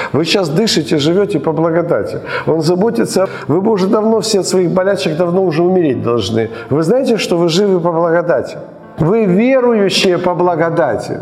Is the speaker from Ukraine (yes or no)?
yes; Ukraine; мы родились в Украине